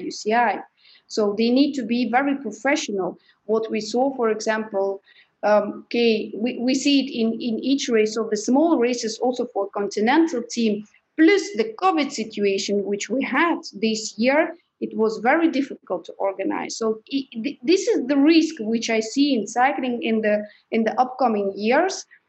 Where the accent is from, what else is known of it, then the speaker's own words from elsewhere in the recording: Belgium; I'm from Belgium, I live in Belgium